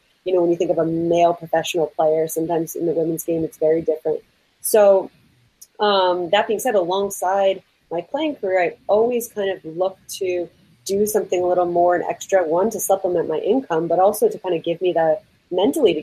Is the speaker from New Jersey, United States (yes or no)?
yes; New Jersey, United States; I'm from North Jersey originally